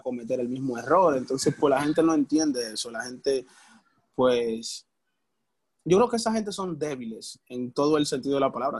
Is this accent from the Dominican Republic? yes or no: yes; Dominican Republic; Nosotros somos, nosotros somos dominicanos